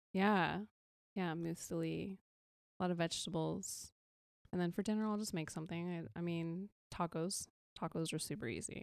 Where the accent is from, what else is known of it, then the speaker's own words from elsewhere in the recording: California, United States; I'm born and raised in California